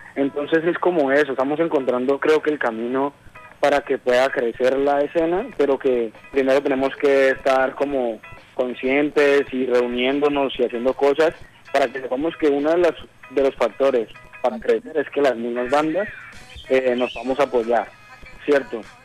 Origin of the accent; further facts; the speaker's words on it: Cali, Valle del Cauca, Colombia; nosotros somos del oriente de Cali